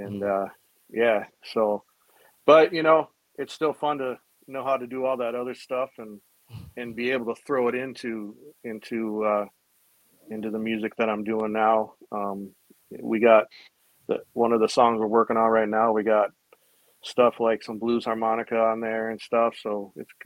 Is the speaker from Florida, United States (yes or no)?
no; Minneapolis, Minnesota, United States; I'm from Minneapolis, Minnesota